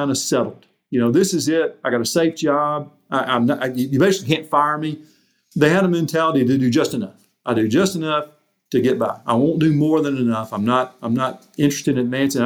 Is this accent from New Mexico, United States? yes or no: no; Mississippi, United States; moved away as an adult; also born or lived in Arkansas; I'm from Mississippi.